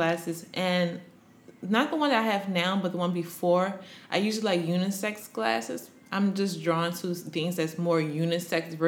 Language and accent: English; Maryland, United States; now in New York, United States; I'm from Maryland, the DMV area